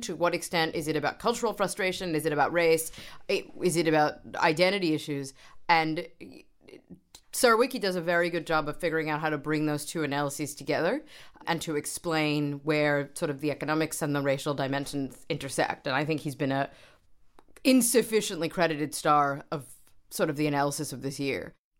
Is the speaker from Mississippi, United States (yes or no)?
no; New York, United States; I grew up in New York